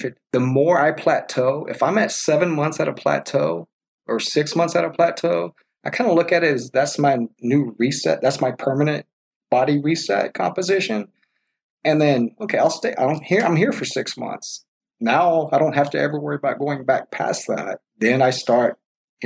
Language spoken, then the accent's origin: English; Texas, United States; We're from Texas, you know, we like to go out, go country dancing, drink your beer